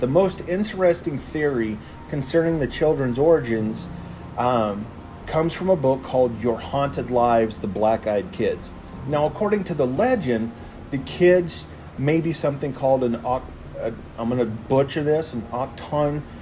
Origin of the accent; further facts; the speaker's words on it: Texas, United States; moved away; my home state of Texas.